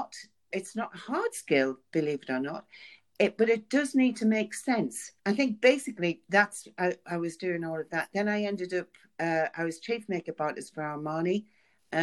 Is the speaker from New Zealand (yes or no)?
no; Sunderland, North East England, United Kingdom; But I am from the North, as you can hear.